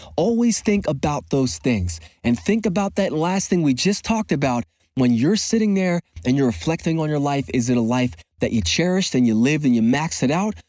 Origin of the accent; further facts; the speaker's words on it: Philadelphia, Pennsylvania, United States; a very avid basketball player growing up in Philadelphia